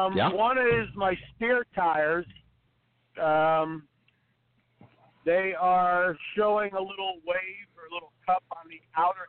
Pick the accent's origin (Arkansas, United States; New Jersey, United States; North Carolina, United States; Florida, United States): New Jersey, United States; I was from Jersey